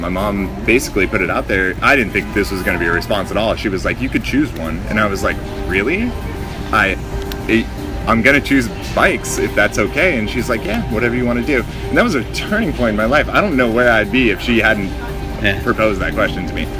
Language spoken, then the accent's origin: English; Big Bear, California, United States; moved away; also born or lived in Orange County, California; I grew up in Big Bear, California, San Bernardino County